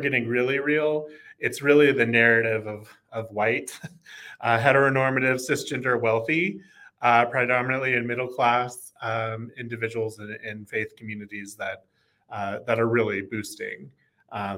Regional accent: Oklahoma, United States; moved away as an adult; also born or lived in Texas; I grew up in Oklahoma, full-fledged red stater

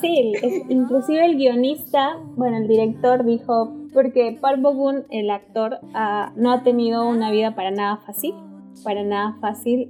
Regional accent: Peru; nosotros somos peruanas

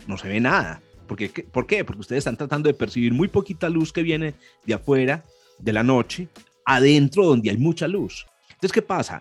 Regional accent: Antioquia, Colombia; Los dos somos antioqueños

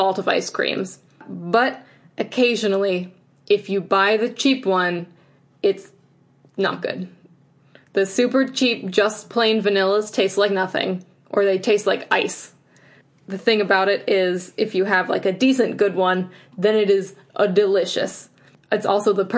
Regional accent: Midwest, United States; I'm a Midwesterner.

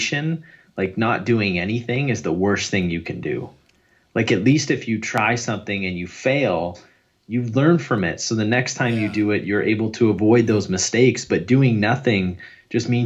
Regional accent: Canada; I'm Canadian

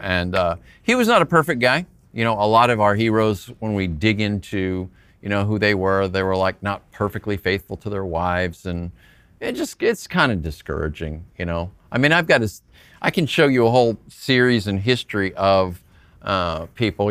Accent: Phoenix, Arizona, United States; I'm from Phoenix

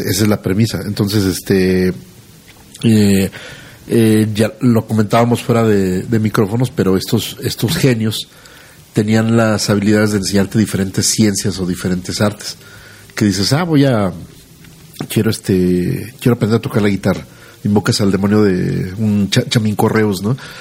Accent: Aguascalientes, Mexico; los que somos de aquí de Aguascalientes

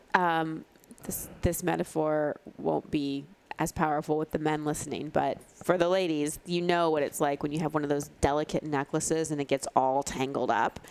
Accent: Texas, United States; I grew up in Texas

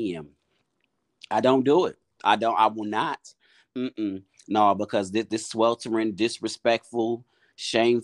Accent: Milwaukee, Wisconsin, United States; moved away as an adult; now in Houston, United States; Born and raised in Milwaukee, Wisconsin, Northside, 52nd and Hampton. Been in Texas about 6 years.

